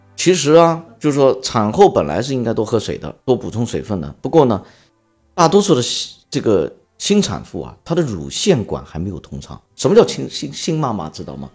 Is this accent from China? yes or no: yes; China; 我们中国人吃八块钱、十块钱盒饭